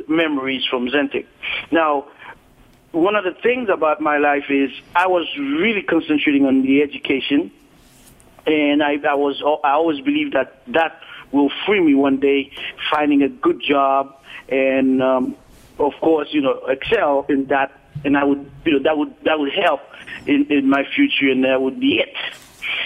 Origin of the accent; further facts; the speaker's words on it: Haiti; moved away as an adult; now in Miami, United States; I was born in Haiti, and I came at the age of 18, 19 here in the state, in the United States.